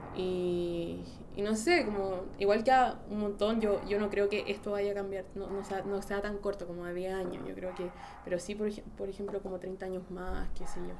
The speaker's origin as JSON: {"language": "Spanish", "town": "Santiago", "region": "Santiago Metropolitan Region", "country": "Chile", "also_born_or_lived": "France", "said": "yo soy como, de Santiago"}